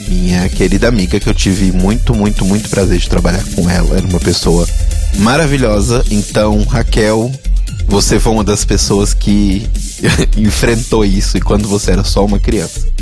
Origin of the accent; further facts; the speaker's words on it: Belo Horizonte, Minas Gerais, Brazil; Belo Horizonte, cidade onde eu nasci.